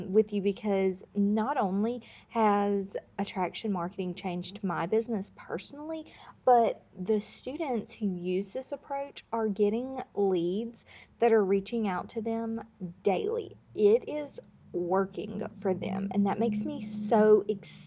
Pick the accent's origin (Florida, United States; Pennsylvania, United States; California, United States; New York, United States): Florida, United States; I grew up in Florida